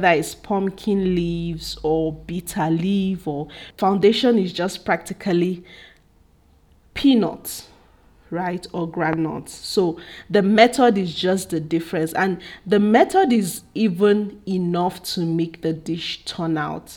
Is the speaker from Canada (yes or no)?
no; Igbo, Igboland, Nigeria; especially from where I'm from. I'm Igbo, and we eat cassava well